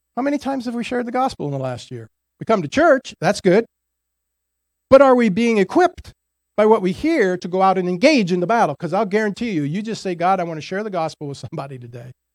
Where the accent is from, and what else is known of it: United States